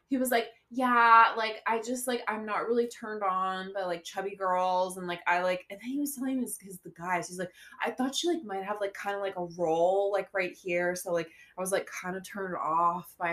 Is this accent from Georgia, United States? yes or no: no; St. Augustine, Florida, United States; born or raised there; moved away